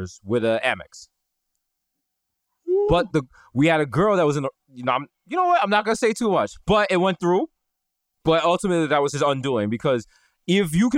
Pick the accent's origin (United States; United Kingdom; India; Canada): United States; New York City, New York; we are from the Bronx.